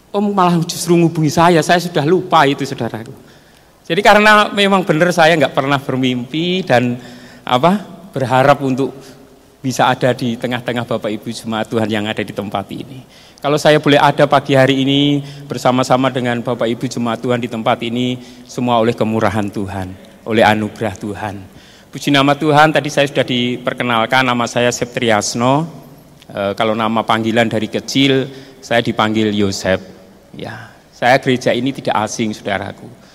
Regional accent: Salatiga, Central Java, Indonesia; also born or lived in Pulutan / Bawen; saya dibesarkan di tengah-tengah, eh, kehidupan di asrama, di Pondok Diakonia yang sekarang ada di Bawen

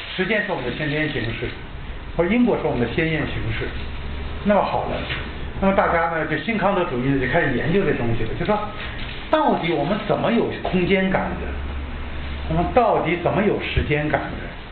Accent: China; 我们中国人

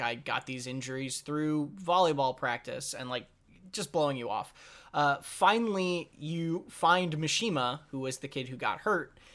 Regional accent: United States; as an American

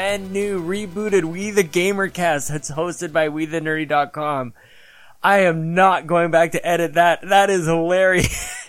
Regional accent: Canada; me being very Canadian

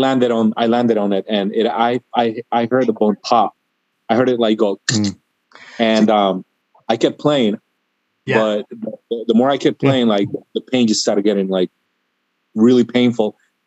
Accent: Miami, Florida, United States; I'm from Miami. I grew up here since I was 10 years old

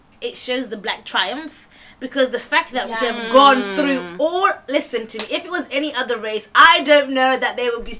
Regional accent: England, United Kingdom; also born or lived in Zimbabwe; I was born in Zimbabwe, moved to England

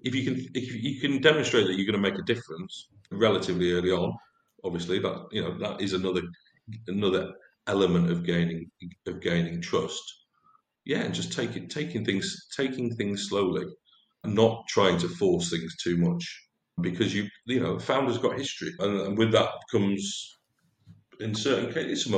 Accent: Lancashire, North West England, United Kingdom; I was brought up in Lancashire

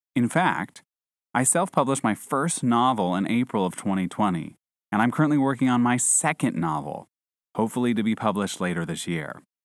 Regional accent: United States; moved away; an American citizen living overseas

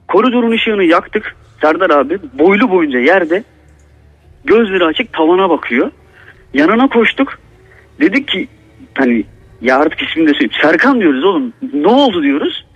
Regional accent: Black Sea Region, Turkey; Bizim buradaki eski insanlarımız da yani Karadeniz'deki eski insanlarımız

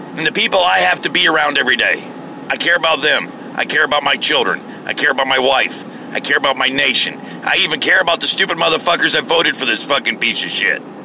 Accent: United States; as an American

